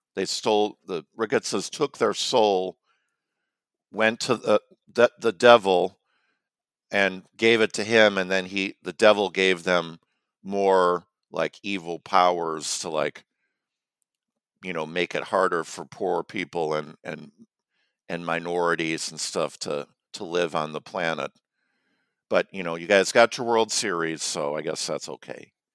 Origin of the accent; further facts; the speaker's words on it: Chicago, Illinois, United States; now in North Carolina, United States; growing up in Chicago